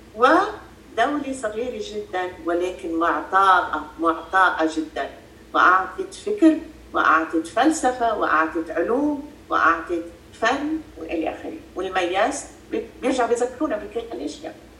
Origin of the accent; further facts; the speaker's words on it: Freike, Mount Lebanon, Lebanon; انا لينيه من المتن من ضيعه الفريكي محل ما انا موجود هلا ربيت بلبنان ودرست بلبنان